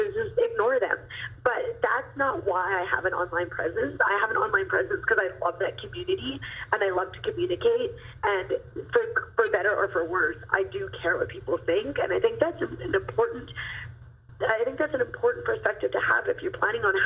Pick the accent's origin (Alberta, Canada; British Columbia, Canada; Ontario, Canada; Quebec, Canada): British Columbia, Canada; Kelowna; in Kelowna, British Columbia, which is really cool because that's my hometown